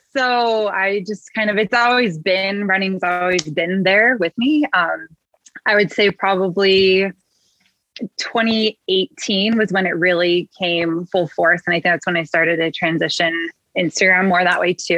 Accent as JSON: {"language": "English", "region": "Midwest", "country": "United States", "accent": "Midwest", "said": "good old Midwest"}